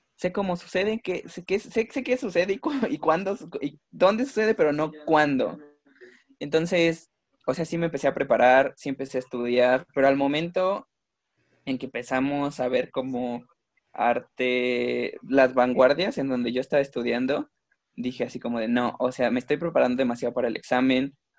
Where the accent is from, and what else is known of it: Mexico